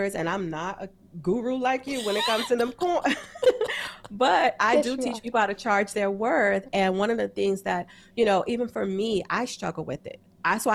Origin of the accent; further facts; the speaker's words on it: New York, United States; I'm from New York.